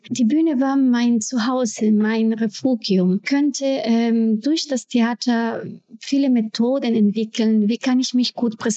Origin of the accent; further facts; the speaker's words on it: Ecuador; German is a second language; now in Germany; ich komme aus Ecuador. Ich bin Mutter und Schauspielerin. Ich bin seit äh, über 20 Jahren in Deutschland. Ich kam mit einem kleinen Koffer voller großer Träume und ich kannte damals kein Wort Deutsch.